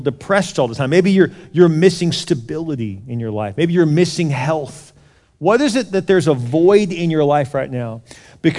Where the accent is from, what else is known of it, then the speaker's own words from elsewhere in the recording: Houston, Texas, United States; moved away; I grew up in Houston, South Houston. The first part of my life was down there right off of NASA Road 1